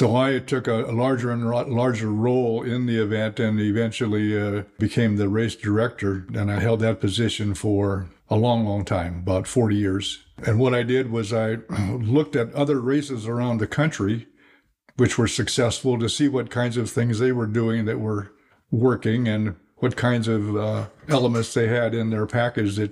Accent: Midwest, United States; moved away as an adult; now in California, United States; I was born and raised in the Midwest

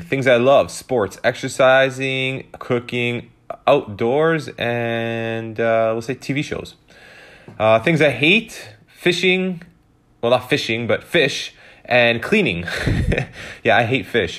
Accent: Canada; I was born in Canada, but my, um, my grandparents and my parents are Italian, so I consider myself Italian

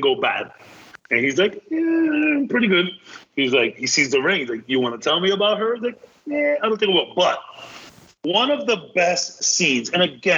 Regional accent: Dominican Republic; I am from the Dominican Republic

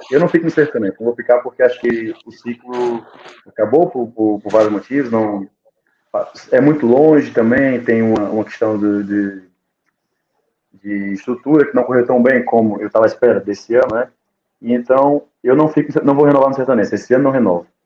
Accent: Algarve, Portugal; moved away; Eu, eu, às vezes, que saí do Algarve, em termos de região e de, de, família, de família, a minha região, a minha namorada tá, tá em, no Algarve, né?

